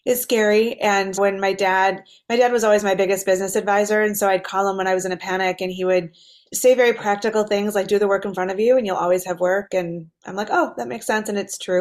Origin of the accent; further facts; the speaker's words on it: Detroit, Michigan, United States; I grew up in Detroit, which is a beautiful city now, but was not so safe in the 80s.